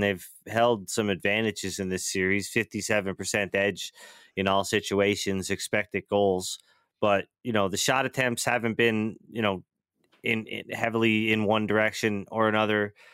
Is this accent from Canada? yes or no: yes; Atlantic time zone, Atlantic Canada, Canada; somebody who grew up on Atlantic time